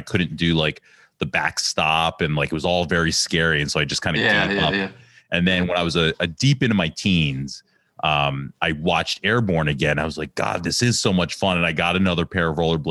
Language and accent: English; Ambler, Pennsylvania, United States; growing up in Ambler, that's, I would play at Alex's house